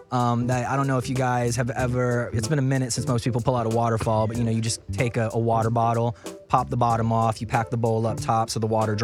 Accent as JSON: {"language": "English", "town": "Birmingham", "region": "Alabama", "country": "United States", "tie": "born or raised there", "also_born_or_lived": "New Orleans, Louisiana", "said": "So originally, I was born in New Orleans, Louisiana. Okay. And then I lived most of my life in Birmingham, Alabama."}